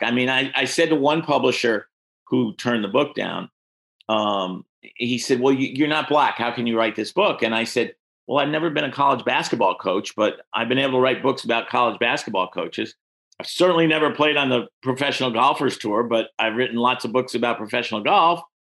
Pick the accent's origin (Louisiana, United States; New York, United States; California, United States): New York, United States; New York City; I grew up in New York City